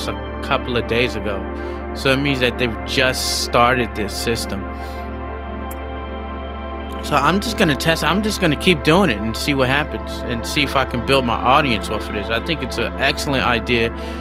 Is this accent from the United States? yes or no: yes; United States; now in Shanghai, China; I'm African American